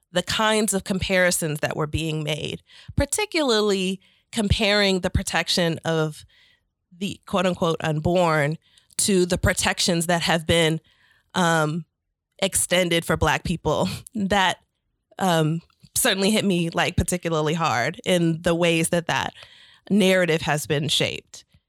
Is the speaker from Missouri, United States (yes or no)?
yes; St. Louis, Missouri, United States; moved away as an adult; now in Atlanta, United States; I was raised in Saint Louis, Missouri, and came to Atlanta for college.